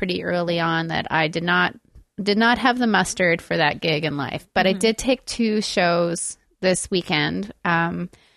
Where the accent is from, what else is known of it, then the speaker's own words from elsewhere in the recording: Quebec, Canada; I'm from Quebec.